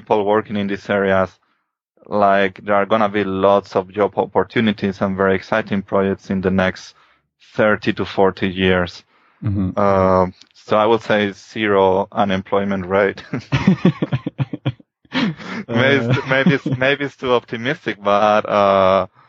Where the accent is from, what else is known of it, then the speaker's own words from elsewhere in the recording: Spain; moved away as an adult; I'm from Spain and I did my PhD in Spain.